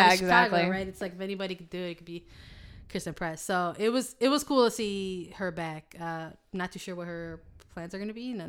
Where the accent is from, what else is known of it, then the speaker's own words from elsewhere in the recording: Australia; I am the Australian.